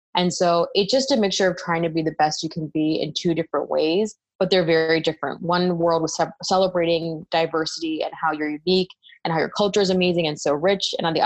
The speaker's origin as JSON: {"language": "English", "town": "Toledo", "region": "Ohio", "country": "United States", "tie": "born or raised there", "said": "Primarily, I was born and raised in Toledo, Ohio. It's a small town in northwestern Ohio. And it was an interesting opportunity for me because I was one of few minority kids in my school. It was a private school."}